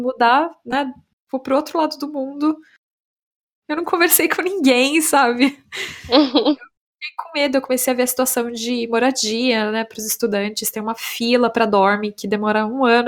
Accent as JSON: {"language": "Portuguese", "country": "Brazil", "moved": "as an adult", "lives_now": "Estonia", "said": "para nós brasileiros"}